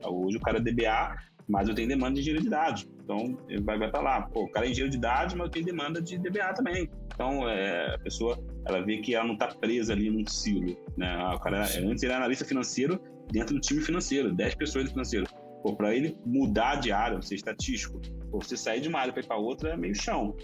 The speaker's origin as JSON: {"language": "Portuguese", "town": "Belford Roxo", "region": "Rio de Janeiro", "country": "Brazil", "tie": "born or raised there", "accent": "carioca", "moved": "yes", "lives_now": "São Paulo, Brazil", "said": "eu comecei vida de favela do Rio, né, basicamente. Eu morava em Belo Roxo. E, já, é, o pessoal que é de São Paulo já sabe que eu sou carioca, né? Já pega lá uma hora o, o sotaque"}